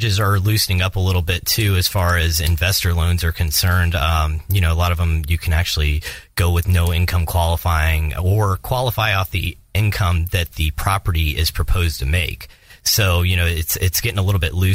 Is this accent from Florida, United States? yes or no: yes; Tampa, Florida, United States; I'm actually from Tampa and I'm one of the few people that are